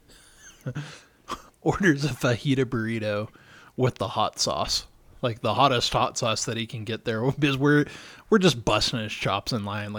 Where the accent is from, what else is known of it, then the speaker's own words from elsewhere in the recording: Chicago, Illinois, United States; Growing up in Chicago, there were two high schools that were in our church congregation.